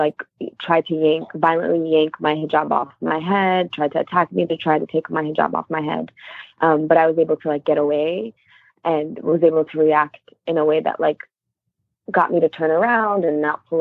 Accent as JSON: {"language": "English", "town": "New York City", "region": "New York", "country": "United States", "tie": "born or raised there", "said": "I grew up in Queens, New York"}